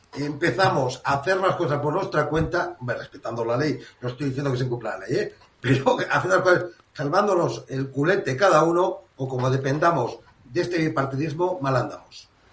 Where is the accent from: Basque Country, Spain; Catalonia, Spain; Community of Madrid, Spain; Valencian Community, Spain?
Basque Country, Spain; Bilbao; moved away as an adult; now in Cantabria, Spain; Yo soy nacido en Bilbao y español, por tanto. Por supuesto, vizcaíno